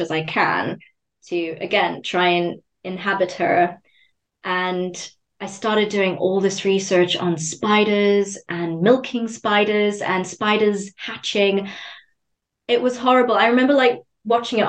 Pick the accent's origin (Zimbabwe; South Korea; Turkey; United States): Zimbabwe; I grew up in Zimbabwe as well